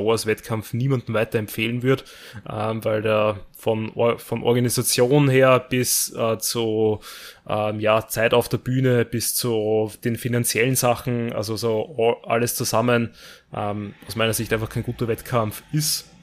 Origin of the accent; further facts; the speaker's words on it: Austria; bei uns in Österreich